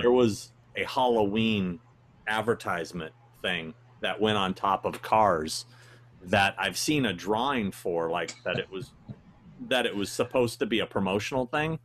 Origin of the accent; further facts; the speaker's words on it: Anchorage, Alaska, United States; I was born in Anchorage, Alaska.